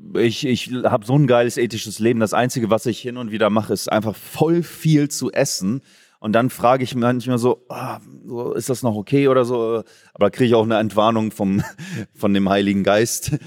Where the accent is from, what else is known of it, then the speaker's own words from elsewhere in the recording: Oldenburg, Lower Saxony, Germany; now in Bavaria, Germany; weil ich gebürtiger Oldenburger bin